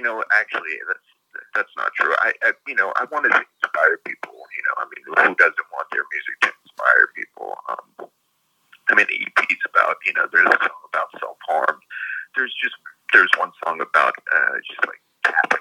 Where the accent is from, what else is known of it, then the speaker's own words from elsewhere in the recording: New York, United States; I grew up in New York